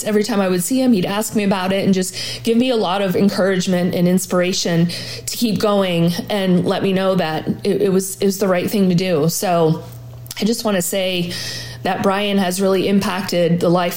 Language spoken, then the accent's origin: English; Massachusetts, United States; also born or lived in Columbus, Ohio / Cincinnati, Ohio; now in Coldwater, United States; I'm originally from Massachusetts.